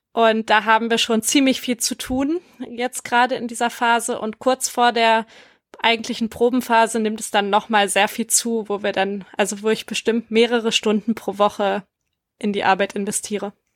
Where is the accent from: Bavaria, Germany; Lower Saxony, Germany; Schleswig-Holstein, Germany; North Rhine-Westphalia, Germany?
Lower Saxony, Germany; Empelde; moved away as an adult; now in Wuppertal, Germany; Ich komme ursprünglich aus Empelde bei Hannover und bin seit fünf Jahren in Wuppertal